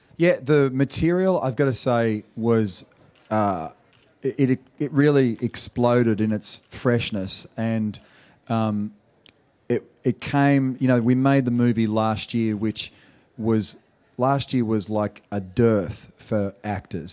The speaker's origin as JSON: {"language": "English", "country": "Australia", "accent": "Australian"}